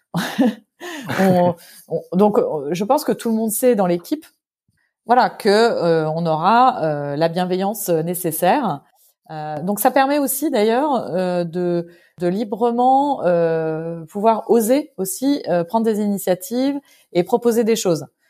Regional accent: France; moved away as an adult; also born or lived in London; je suis française à 100%

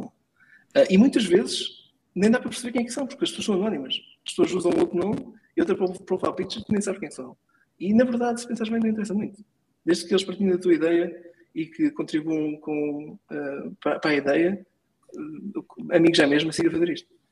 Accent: Portugal; also born or lived in Lisbon; nós, como portugueses

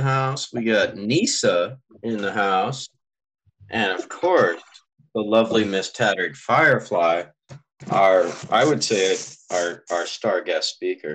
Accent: California, United States; I'm from California.

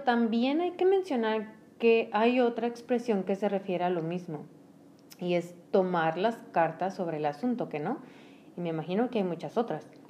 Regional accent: Mexico; solo en México decimos mande

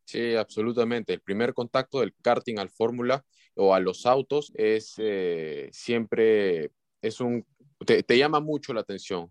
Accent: Peru; como peruano

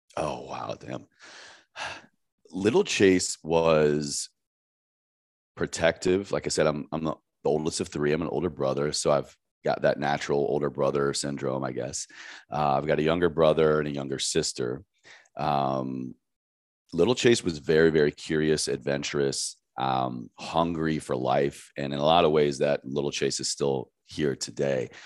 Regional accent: Roanoke, Virginia, United States; moved away as an adult; also born or lived in Washington, D.C.; now in Los Angeles, United States; I grew up in Southwest Virginia in a very tiny town called Roanoke

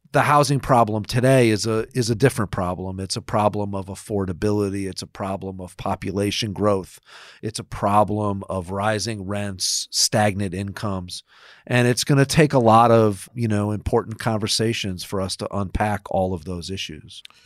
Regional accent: Rochester, New York, United States; now in New York City, United States; I grew up in Rochester, New York

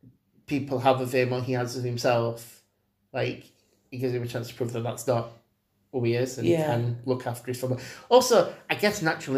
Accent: Sheffield, Yorkshire and the Humber, United Kingdom; we're from Parson Cross.

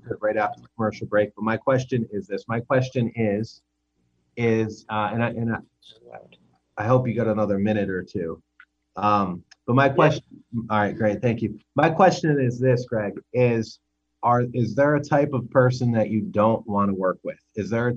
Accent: United States; I'm an American

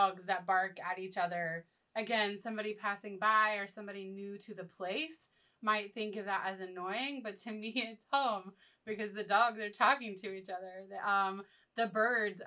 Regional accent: Morganton, North Carolina, United States; now in Hildebran, United States; growing up in Morganton, Hildebrand was just this place that we passed through on our way to somewhere else

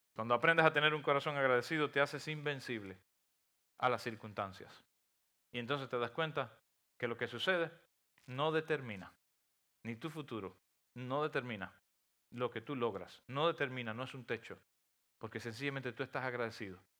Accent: near Gibara, Holguín, Cuba; moved away; es un pueblo precioso, un pueblo eh, que está en una bahía, cerca de, de donde yo nací

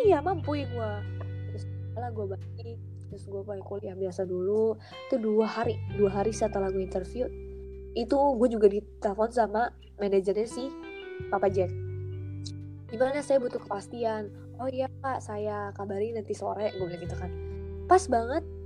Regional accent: Lampung, Indonesia; gue ini orang Lampung

